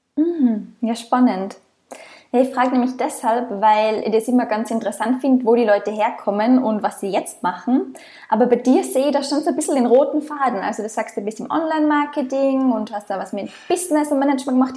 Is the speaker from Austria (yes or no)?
yes; Austria; moved away as an adult; now in Australia; ich komme ursprünglich aus Österreich, bin seit eineinhalb Jahren als digitale Nomadin quer durch die Welt unterwegs, im Moment in Australien